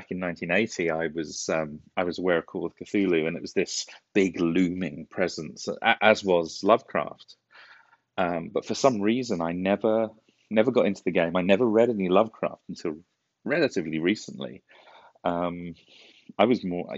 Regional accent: United Kingdom; moved away; We're British

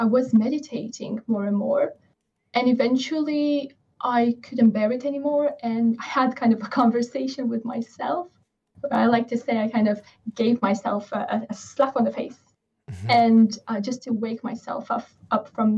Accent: Romania; now in England, United Kingdom; I stream from England and yeah. I live in England. I'm okay. Originally from Romania.

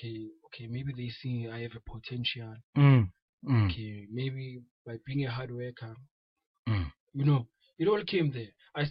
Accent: Middelburg, Mpumalanga, South Africa; I'm from Middelburg.

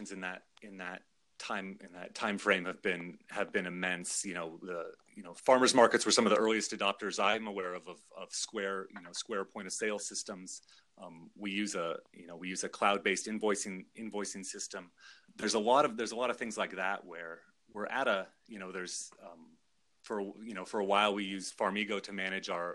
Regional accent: Juneau, Alaska, United States; moved away as an adult; I grew up in Juneau, Alaska

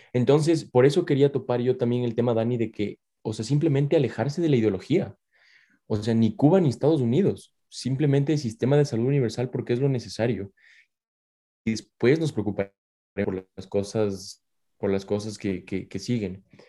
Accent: Ecuador; que somos ecuatorianos

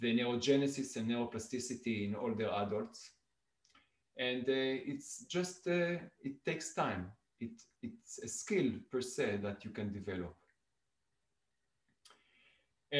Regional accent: Israel; moved away as an adult; also born or lived in Italy; now in Saskatoon, Canada; I was born in Israel about 43 years ago.

